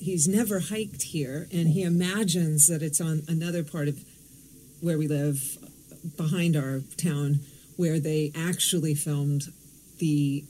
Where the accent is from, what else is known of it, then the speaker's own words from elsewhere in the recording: Thousand Oaks, California, United States; We live locally, and I grew up in Thousand Oaks nearby.